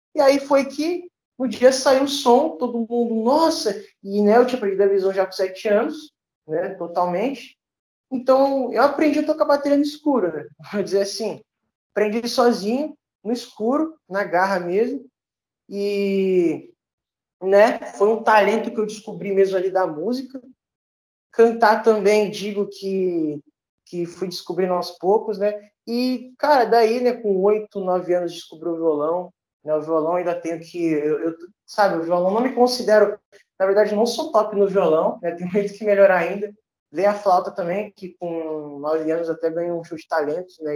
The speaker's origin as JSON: {"language": "Portuguese", "town": "Duque de Caxias", "region": "Rio de Janeiro", "country": "Brazil", "said": "eu sou aqui da Baixada Fluminense, sou de, de, Duque de Caxias"}